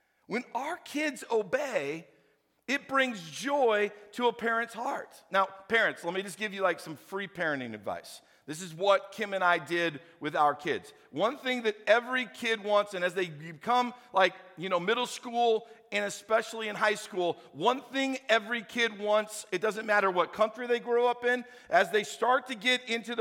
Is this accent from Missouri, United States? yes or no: yes; St. Louis, Missouri, United States; I grew up in St. Louis